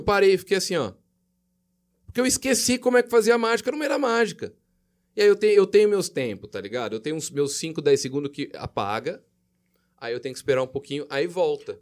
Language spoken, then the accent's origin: Portuguese; Jaú, São Paulo, Brazil; Eu sou de Jaú, 15 de Jaú